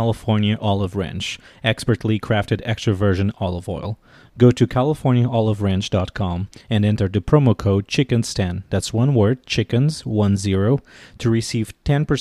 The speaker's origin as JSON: {"language": "English", "country": "Portugal", "second_language": "English", "moved": "as an adult", "lives_now": "Washington, D.C., United States", "said": "I'm originally from Portugal and I've been living in Washington, D.C. for the last 9 years"}